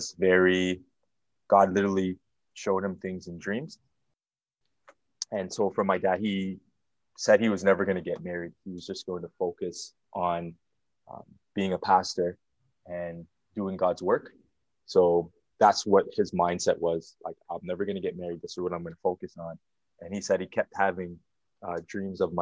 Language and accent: English; Toronto, Ontario, Canada; moved away; also born or lived in Burlington, Ontario; I grew up in the Jane and Finch area, more specifically Weston and Finch